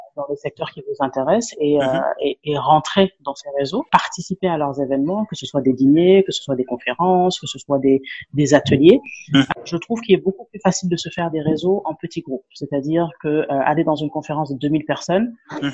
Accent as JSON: {"language": "French", "country": "Senegal", "also_born_or_lived": "Dakar, Senegal", "first_language": "Wolof", "second_language": "French", "moved": "as an adult", "lives_now": "Abidjan, Côte d'Ivoire", "said": "je suis sénégalaise. Donc, en Olof, on dit Jeff, Ça, c'est merci"}